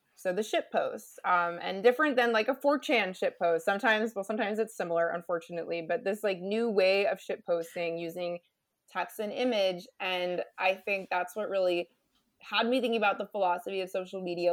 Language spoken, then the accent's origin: English; United States; moved away as an adult; also born or lived in Canada; I'm an American who did a P H D degree in Canada